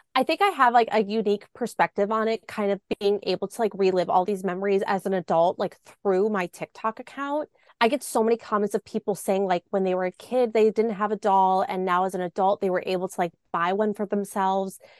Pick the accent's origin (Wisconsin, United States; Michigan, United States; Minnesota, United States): Wisconsin, United States; Milwaukee; I grew up in the Milwaukee area